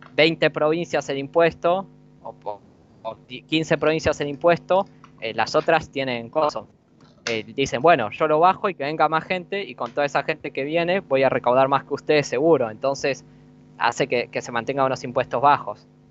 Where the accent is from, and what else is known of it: Argentina